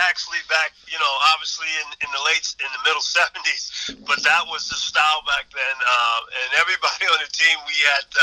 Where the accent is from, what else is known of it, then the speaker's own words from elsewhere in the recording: Nassau County, New York, United States; I grew up in Nassau County, which is downstate